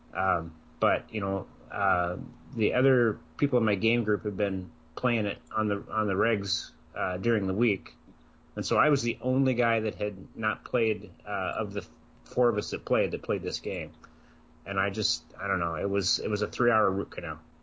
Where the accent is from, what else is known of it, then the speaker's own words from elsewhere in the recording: Iowa, United States; I grew up in Iowa.